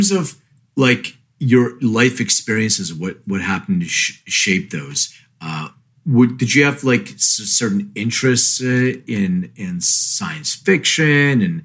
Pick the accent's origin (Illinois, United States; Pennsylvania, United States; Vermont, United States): Pennsylvania, United States; Philadelphia; now in Studio City, United States; I'm from Philly